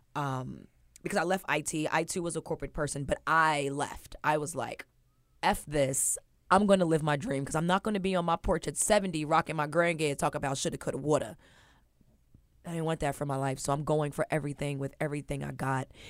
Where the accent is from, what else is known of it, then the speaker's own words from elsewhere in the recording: New Jersey, United States; also born or lived in Virginia; I was born in Virginia. Um, my mother moved to New Jersey when I was three